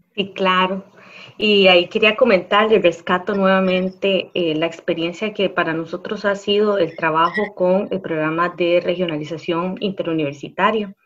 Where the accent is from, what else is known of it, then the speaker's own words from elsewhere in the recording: La Cruz, Guanacaste, Costa Rica; nuestra cultura como cruceños, y ahí me incluyo